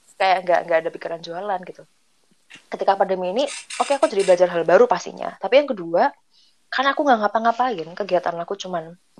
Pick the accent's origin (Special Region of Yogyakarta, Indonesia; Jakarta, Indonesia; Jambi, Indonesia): Special Region of Yogyakarta, Indonesia; Yogyakarta; Kami berempat, ini nih orang Jogja semua